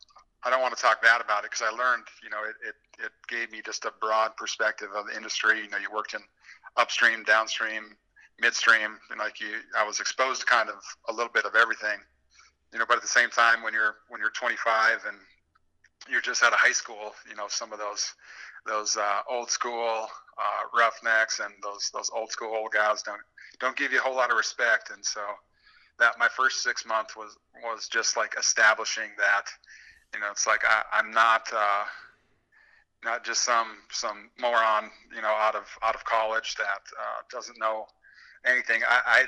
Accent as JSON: {"language": "English", "town": "Williston", "region": "North Dakota", "country": "United States", "also_born_or_lived": "Flagstaff, Arizona", "said": "And yeah, I'm from Williston originally."}